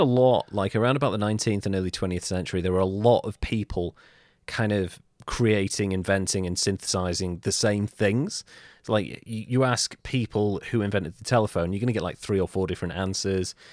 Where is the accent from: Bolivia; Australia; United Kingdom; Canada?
United Kingdom; I'm British